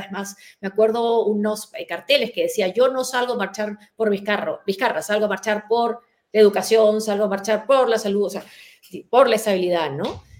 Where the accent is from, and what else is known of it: Peru; moved away